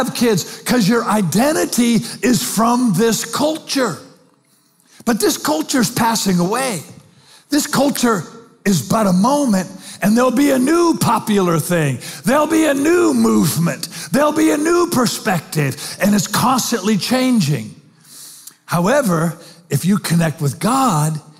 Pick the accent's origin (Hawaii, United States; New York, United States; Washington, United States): Washington, United States; Spanaway; I'm 24. I'm from Spanaway by way of rehab